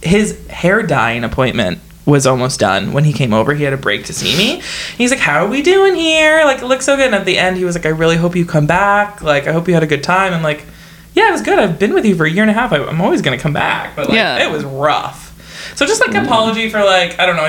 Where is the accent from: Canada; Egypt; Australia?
Canada; We're Canadian.